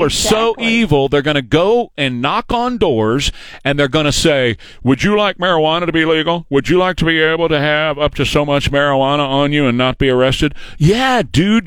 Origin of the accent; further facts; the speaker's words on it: San Antonio, Texas, United States; I've lived here all my life. You guys know that. I've been on the air here for 50 years. I grew up in San Antonio